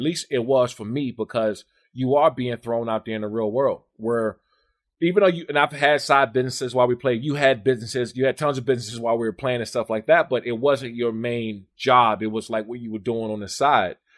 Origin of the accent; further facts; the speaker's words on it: Maryland and D.C., United States; also born or lived in Washington, D.C.; I grew up in Maryland and D.C.